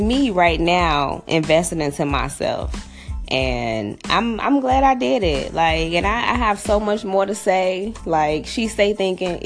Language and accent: English; Chicago, Illinois, United States; I grew up on the south side of Chicago. I grew up in Englewood, born and raised in Chicago.